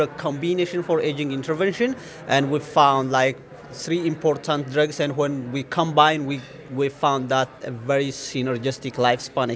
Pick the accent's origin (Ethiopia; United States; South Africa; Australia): Ethiopia; moved away as an adult; also born or lived in Gondar, Ethiopia / Singapore; I am originally from Ethiopia, and I was a teacher there at the University of Gander